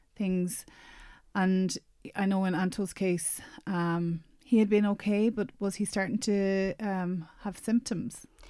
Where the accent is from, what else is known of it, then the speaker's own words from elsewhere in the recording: Roscommon, Connacht, Ireland; now in Galway, Ireland; I'm from Roscommon originally